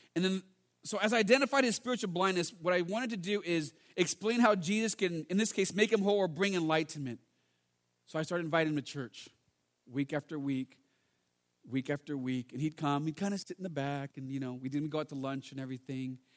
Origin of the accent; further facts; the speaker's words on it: United States; also born or lived in England; I'm from America, but we're both Chinese anyways